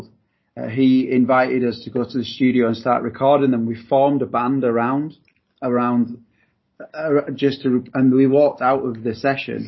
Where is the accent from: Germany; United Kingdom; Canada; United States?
United Kingdom; Leeds, Yorkshire and the Humber; We're brothers. We're from Leeds